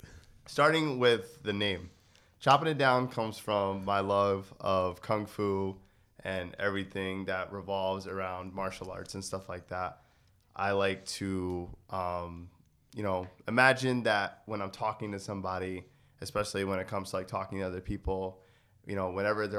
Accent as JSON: {"language": "English", "region": "Connecticut", "country": "United States", "said": "I'm from Connecticut, so I don't pronounce my G's at the end of my words."}